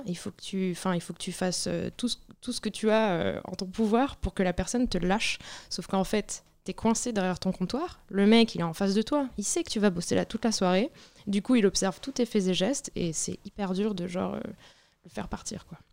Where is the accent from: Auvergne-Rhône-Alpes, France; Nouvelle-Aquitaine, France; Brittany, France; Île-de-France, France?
Brittany, France; now in Paris, France; je viens de Bretagne